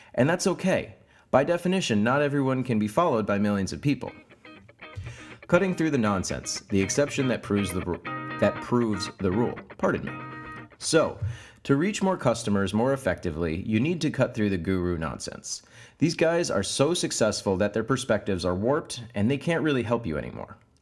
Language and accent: English; United States; moved away as an adult; now in Oslo, Norway; I'm an American digital marketer who's just moved to Oslo in Norway